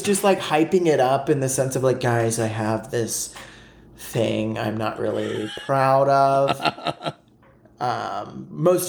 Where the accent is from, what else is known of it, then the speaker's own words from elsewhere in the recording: the South, United States; growing up in the South.